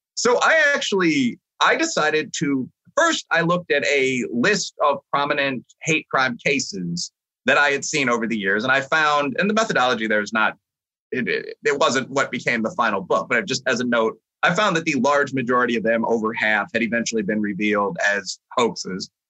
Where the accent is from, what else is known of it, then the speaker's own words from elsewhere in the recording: Chicago, Illinois, United States; moved away; I had a lot of friends that went to, you know, Loyola, DePaul, U Chicago, the schools in the area, because I'm a Chicagoan by background